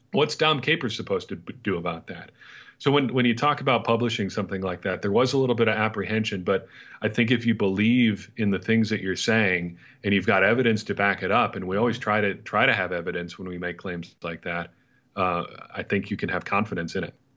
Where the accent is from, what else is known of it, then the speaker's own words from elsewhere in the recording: a tiny little Dutch town, Midwest, United States; grew up in a tiny little Dutch town